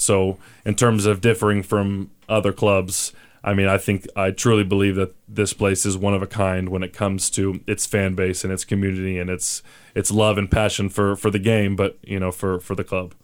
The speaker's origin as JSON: {"language": "English", "region": "Oklahoma", "country": "United States", "moved": "yes", "lives_now": "Albuquerque, United States", "said": "I'm from Oklahoma"}